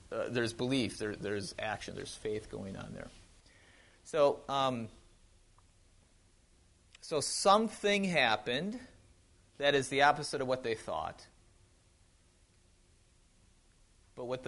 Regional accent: Wisconsin, United States; moved away; I grew up in Wisconsin. Yeah, if I still have the accent, it's, yeah, don't be fooled. I do drink out of bubblers, yep. I drink pop, not soda.

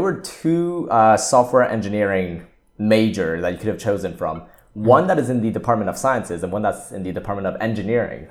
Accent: Montreal, Quebec, Canada; I went to the elementary school, secondary school, and kinda, like, university in the same town, so, like, in the same city of Montreal

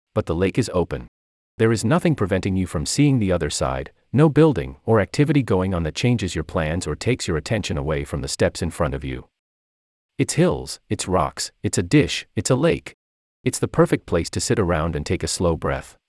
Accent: St. Louis, Missouri, United States; moved away as an adult; also born or lived in San Francisco Bay Area, California; now in Stanford, United States; I am 2,000 miles away from my hometown of St. Louis

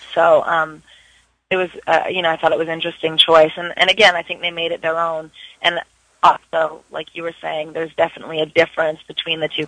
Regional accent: Vancouver, British Columbia, Canada; moved away; I'm actually from Vancouver, so I love to go home and work and see my family

